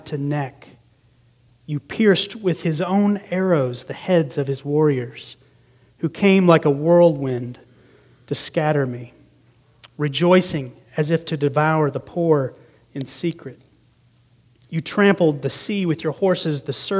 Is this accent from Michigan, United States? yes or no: no; Green Bay, Wisconsin, United States; moved away; I grew up in Green Bay, Wisconsin for a time during my grade school years